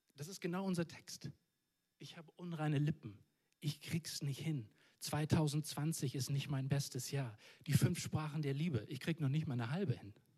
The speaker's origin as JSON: {"language": "German", "region": "Northern Germany", "country": "Germany", "said": "Ich komme aus dem Norden von Deutschland"}